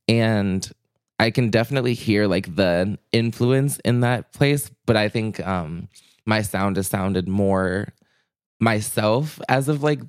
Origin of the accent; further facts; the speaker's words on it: Chicago, Illinois, United States; born there; now in Minneapolis, United States; I was born in Chicago. I've always loved the Midwest in general.